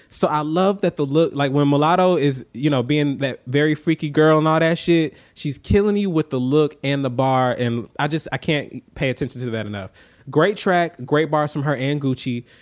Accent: Atlanta, Georgia, United States; I'm from Atlanta

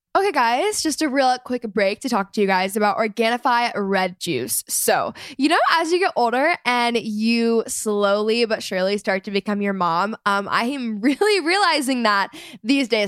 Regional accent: Texas, United States; my hometown experience in Texas

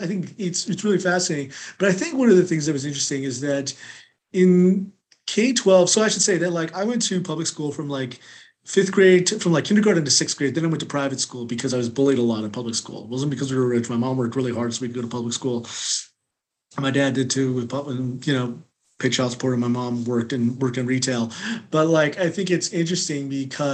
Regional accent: California, United States; moved away as an adult; also born or lived in North Carolina; now in Washington, D.C., United States; I grew up in California, but then I went to North Carolina

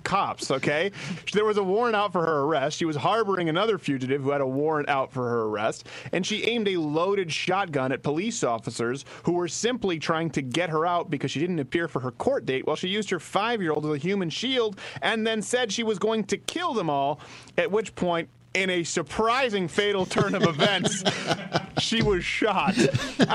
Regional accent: Montreal, Quebec, Canada; moved away; we were raised in Montreal

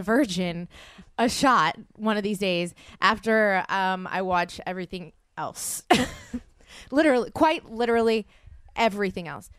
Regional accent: the South, United States; I'm from the South.

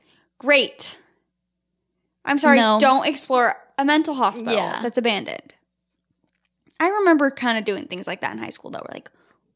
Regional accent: East Coast, United States; Okay, so I'm from the East Coast, and I have had two super scary things happen.

